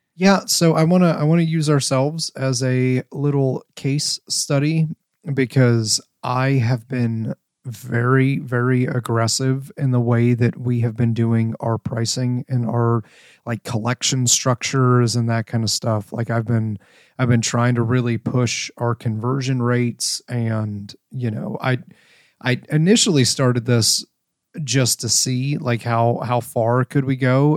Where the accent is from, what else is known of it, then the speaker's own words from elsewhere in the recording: Ohio, United States; moved away as an adult; I grew up in Ohio. I left Ohio when I joined the military.